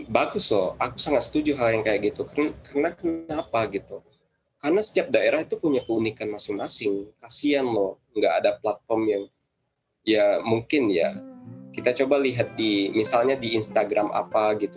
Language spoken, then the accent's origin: Indonesian; Kerinci, Jambi, Indonesia; setidaknya ya aku akan mengutamakan kerinci karena ya daerah lain mungkin jauh lebih terkenal daripada daerahku